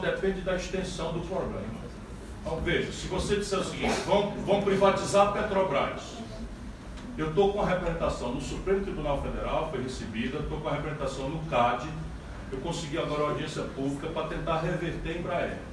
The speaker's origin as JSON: {"language": "Portuguese", "region": "Northeast Region", "country": "Brazil", "said": "eu sou nordestino, do semiárido"}